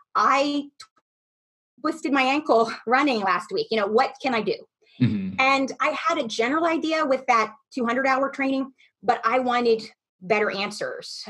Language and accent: English; Camp Hill, Pennsylvania, United States; moved away; I grew up in Pennsylvania in a little town outside of Harrisburg called Camp Hill